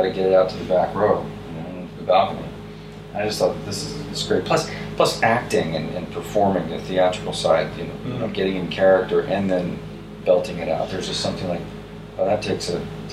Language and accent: English; United States; I'm the American guy